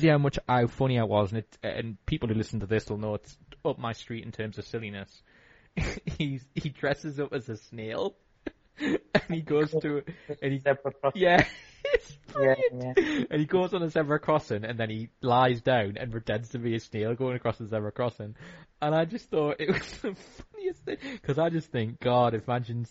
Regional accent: United Kingdom; as British

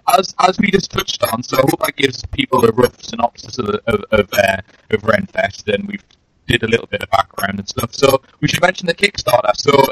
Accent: England, United Kingdom; I'm speaking as an Englishman here

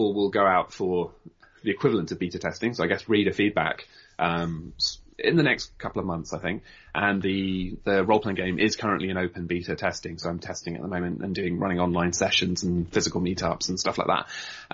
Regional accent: United Kingdom; I'm proud of the country I'm from, and, you know, yeah, yes, I'm half Swedish, but I've always lived in, pretty much almost always lived in the UK

